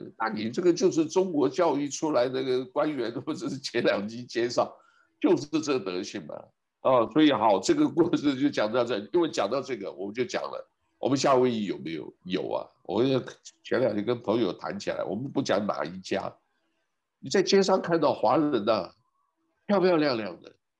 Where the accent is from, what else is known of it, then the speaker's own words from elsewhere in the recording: Taiwan; now in United States; 因为在美国啊，这个是那个时候我刚从台湾来的时候很保守